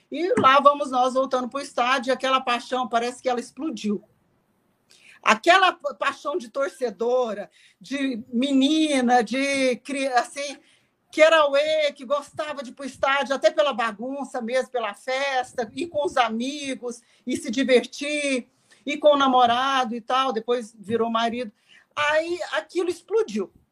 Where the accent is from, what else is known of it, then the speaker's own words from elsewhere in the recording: Palmelo, Goiás, Brazil; also born or lived in Pires do Rio; sou de Pires do Rio, criado em Palmelo, e lá tinha alguns quadrangulares de vez em quando.